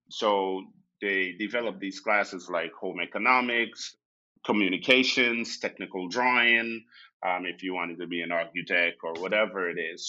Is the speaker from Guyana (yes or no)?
yes; Guyana; now in Austin, United States; growing up in Guyana, I, you know, moved around a lot.